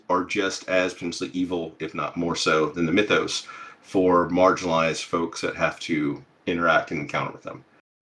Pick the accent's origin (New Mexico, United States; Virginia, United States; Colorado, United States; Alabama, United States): Alabama, United States; growing up in Alabama